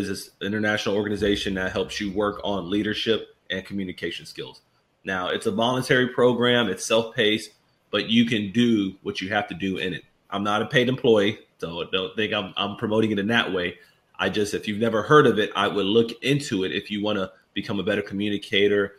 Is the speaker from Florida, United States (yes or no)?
yes; Miami, Florida, United States; I was raised in Miami, Florida. As you noted, that's where I'm originally from